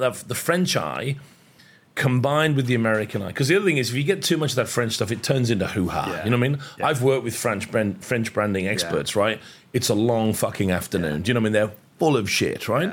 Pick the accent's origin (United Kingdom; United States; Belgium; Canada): United Kingdom; now in Australia; I'm British. I carry a British passport. I happen to live in Australia, but I'm very proudly British.